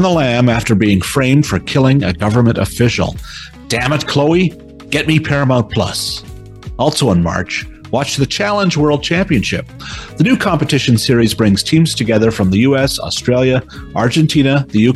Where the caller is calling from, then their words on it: Brampton, Ontario, Canada; I'm calling you from Brampton